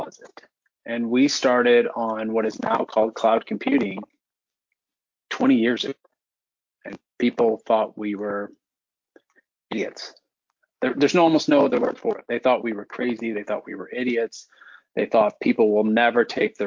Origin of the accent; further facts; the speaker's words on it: Florissant, Missouri, United States; My wife and I are both from North County. I grew up in the Florissant area